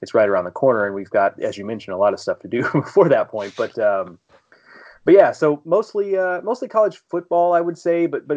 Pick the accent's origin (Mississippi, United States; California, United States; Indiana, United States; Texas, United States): Texas, United States; Houston; also born or lived in St. Louis area; now in St. Louis, United States; Growing up in Houston